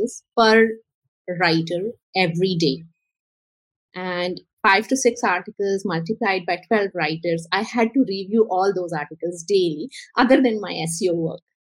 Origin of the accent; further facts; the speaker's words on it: Karachi, Sindh, Pakistan; I was born and raised in Karachi, which is a very happening city in Pakistan.